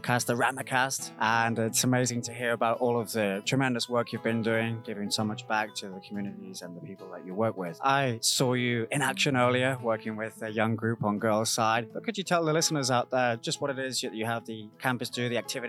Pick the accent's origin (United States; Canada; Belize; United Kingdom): United Kingdom; I'm coming in here as a British guy. My role is to explore the whole summer camp tradition, which we don't really have too much in the UK